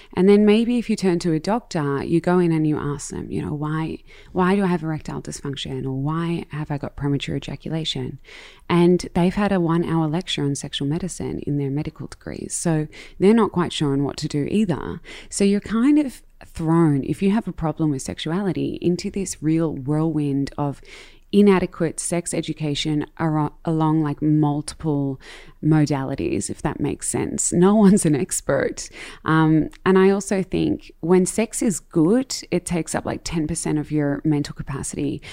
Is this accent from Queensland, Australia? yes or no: no; Melbourne, Victoria, Australia; I grew up in Melbourne, in Marambina, and I have Dutch parents